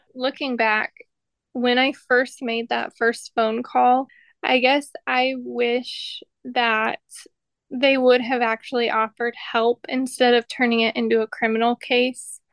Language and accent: English; Indiana, United States; I grew up here in Indiana. I've been here pretty well my whole life.